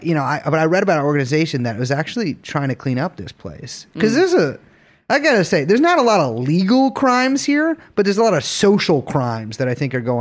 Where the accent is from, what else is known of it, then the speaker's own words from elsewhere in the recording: New York City, New York, United States; Okay. I'm from Avenue C.